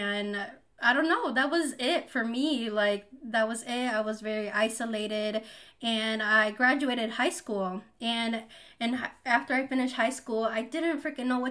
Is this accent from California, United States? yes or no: no; a small town in Wisconsin, United States; also born or lived in Mexico City, Mexico; I was born in Mexico City, and I moved to a small town in Wisconsin when I was 2 years old